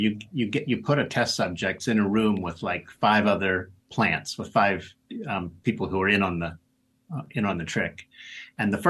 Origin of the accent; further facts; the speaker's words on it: Pittsburgh, Pennsylvania, United States; Pittsburgh Steelers are my hometown team.